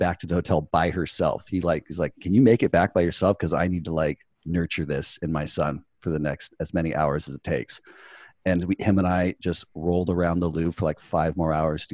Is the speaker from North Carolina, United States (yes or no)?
no; Newport Beach, California, United States; I grew up here in Newport Beach, California, surfing, partying